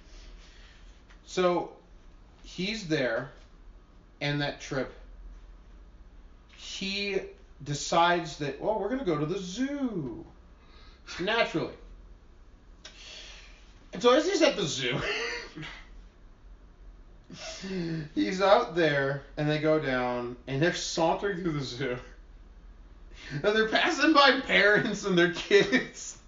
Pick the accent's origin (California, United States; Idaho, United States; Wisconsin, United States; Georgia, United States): Wisconsin, United States; we're from Wisconsin